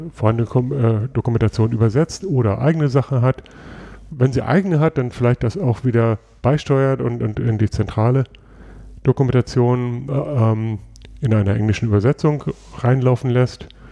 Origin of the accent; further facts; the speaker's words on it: Germany; bei uns in Deutschland